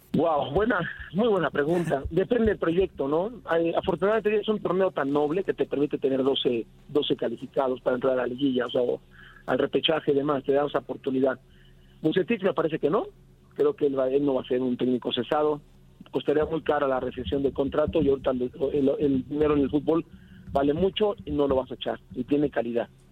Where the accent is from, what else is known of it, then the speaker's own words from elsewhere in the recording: Mexico; como mexicano